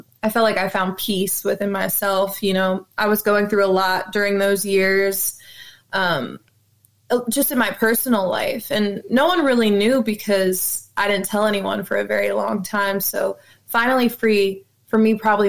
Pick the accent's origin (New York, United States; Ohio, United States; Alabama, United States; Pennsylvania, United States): Pennsylvania, United States; Levittown; I grew up in a place called Levittown, Pennsylvania